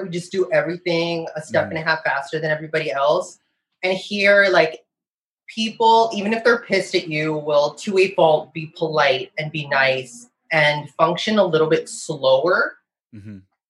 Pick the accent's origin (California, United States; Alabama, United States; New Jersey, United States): California, United States; Chula Vista; moved away as an adult; now in Toronto, Canada; I grew up in San Diego. I've lived everywhere in fucking San Diego